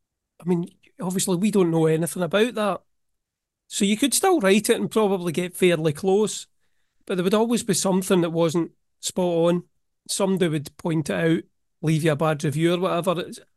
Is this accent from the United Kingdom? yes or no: yes; Scotland, United Kingdom; No, I hate it. I'm from Scotland, remember.